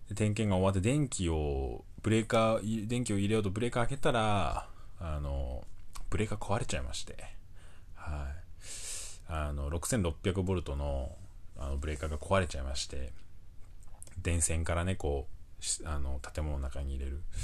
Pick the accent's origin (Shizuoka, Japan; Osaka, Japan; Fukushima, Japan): Fukushima, Japan; moved away; 僕がね、あの、福島出身なんですけど